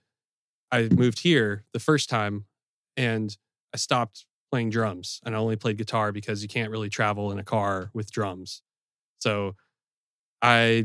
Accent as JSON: {"language": "English", "town": "Chapel Hill", "region": "North Carolina", "country": "United States", "tie": "born or raised there", "also_born_or_lived": "Los Angeles, California", "moved": "as an adult", "lives_now": "Louisville, United States", "said": "So I went to high school in Chapel Hill, North Carolina. Backing up a little further, I grew up in Los Angeles and then I moved to Chapel Hill, North Carolina."}